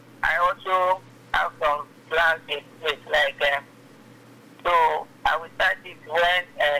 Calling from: Agbara, Ogun State, Nigeria; I'm calling from Agbara.

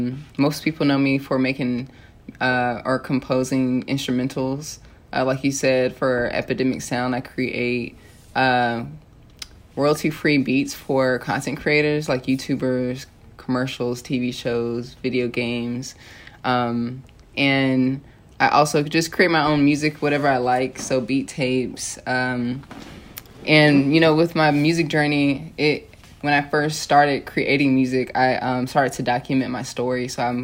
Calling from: Los Angeles, California, United States; Venice, Los Angeles, California.

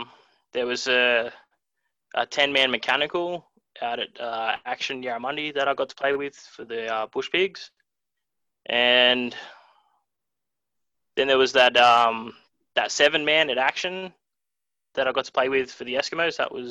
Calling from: Londonderry, New South Wales, Australia

